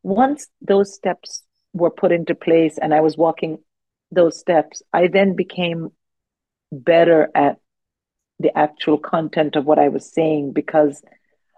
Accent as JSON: {"language": "English", "country": "India", "tie": "born or raised there", "moved": "yes", "lives_now": "United Kingdom", "said": "I didn't grow up here. I grew up in India"}